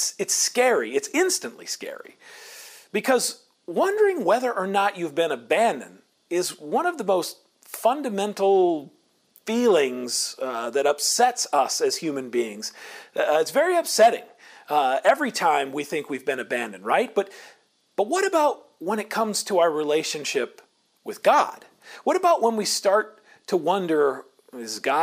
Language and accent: English; Indianola, Iowa, United States; growing up in Indianola, Iowa